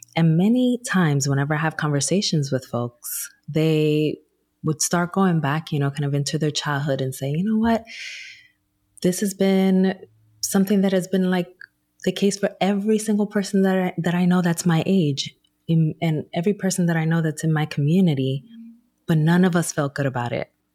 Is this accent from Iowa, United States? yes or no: no; Newark, New Jersey, United States; back in my hometown of Newark, New Jersey